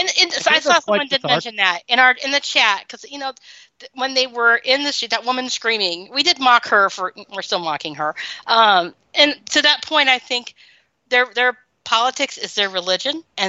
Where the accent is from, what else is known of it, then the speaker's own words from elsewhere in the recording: the Bible Belt, United States; I grew up in the Bible Belt.